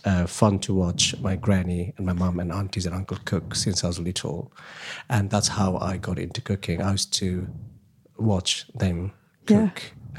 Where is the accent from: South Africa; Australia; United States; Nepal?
Nepal; I grew up in a really big family, as it happens in Asian culture, like a big, big family.